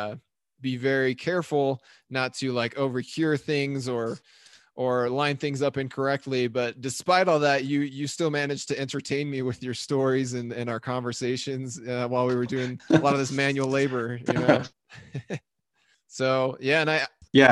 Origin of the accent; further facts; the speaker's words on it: Logan, Utah, United States; Logan, Utah, my hometown